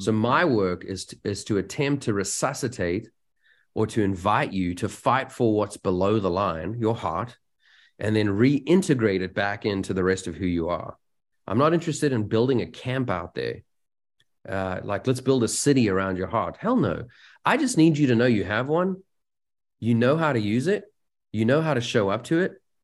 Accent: South Africa; moved away; I come from South Africa

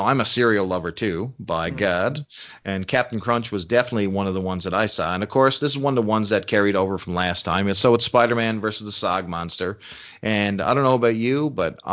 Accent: Canada; As a Canadian

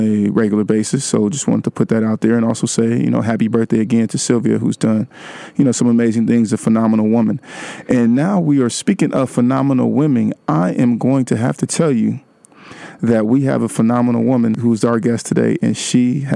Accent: the Bay Area, California, United States; also born or lived in Atlanta, Georgia; I'm from the Bay too

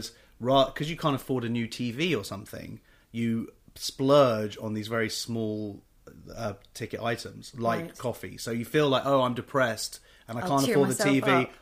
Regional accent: England, United Kingdom; accent: public school; I'm English

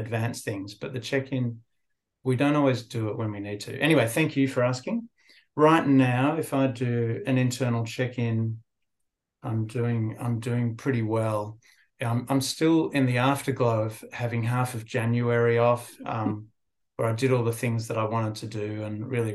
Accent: Sydney, New South Wales, Australia; also born or lived in England; I grew up born in England, but I grew up in Sydney, so I feel like an Aussie

